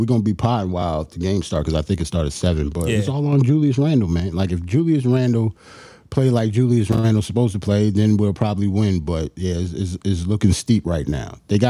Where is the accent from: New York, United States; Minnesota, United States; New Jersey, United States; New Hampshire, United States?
New York, United States; I'm from New York.